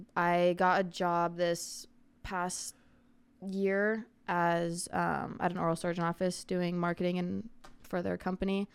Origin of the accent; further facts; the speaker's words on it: Arizona, United States; I'm from Arizona, born and raised.